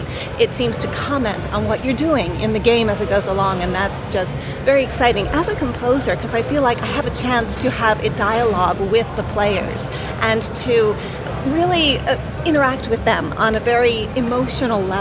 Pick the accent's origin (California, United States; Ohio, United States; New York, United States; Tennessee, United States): New York, United States; New York City; I'm actually from the New York City area